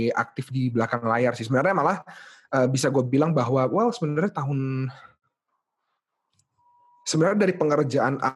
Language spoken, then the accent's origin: Indonesian; Makassar, South Sulawesi, Indonesia; now in Jakarta, Indonesia; gua gua dari Makassar jadi um